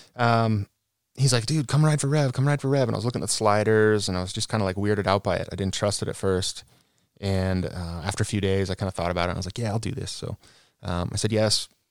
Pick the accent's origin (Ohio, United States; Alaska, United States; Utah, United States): Utah, United States; Cottonwood Heights; born and raised, born in the house that I grew up